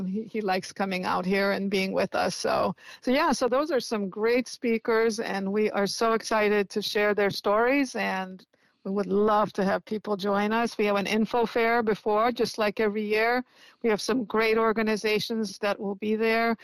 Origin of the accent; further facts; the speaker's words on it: Indiana, United States; now in San Francisco, United States; Even when I was a little child, you know, living in Indiana